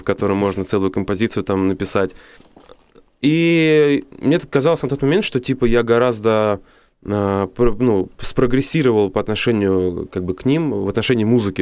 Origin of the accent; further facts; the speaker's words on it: Moscow, Russia; я москвич коренной